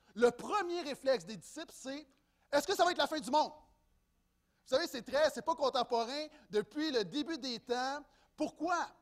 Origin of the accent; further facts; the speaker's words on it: Quebec, Canada